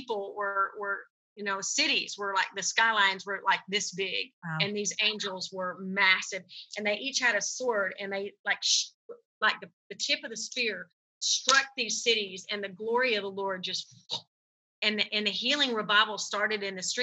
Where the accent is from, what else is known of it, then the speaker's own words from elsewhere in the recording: United States; we as American Christians